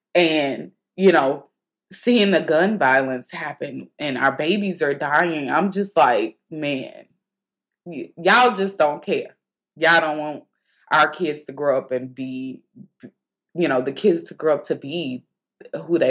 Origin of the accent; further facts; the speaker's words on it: St. Louis, Missouri, United States; moved away; back home in St. Louis, they had, my hometown